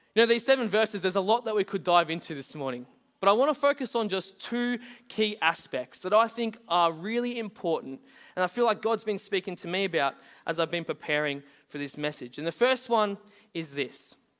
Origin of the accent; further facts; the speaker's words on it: Bunbury, Western Australia, Australia; moved away; I was born in Bunbury, which was over in W A.